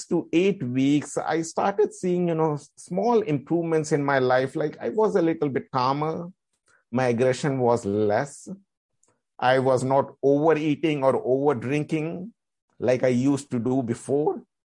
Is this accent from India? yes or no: yes; India; Because as I am from India and, you know, the meditation has been started in Indian culture.